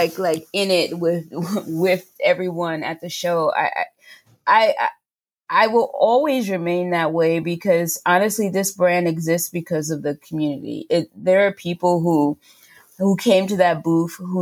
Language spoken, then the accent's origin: English; New York City, New York, United States; accent: New York; I grew up in Queens Village, New York